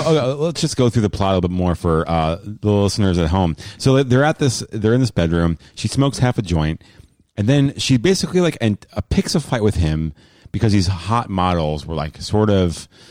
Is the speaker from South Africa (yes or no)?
no; New Jersey, United States; I'm from New Jersey.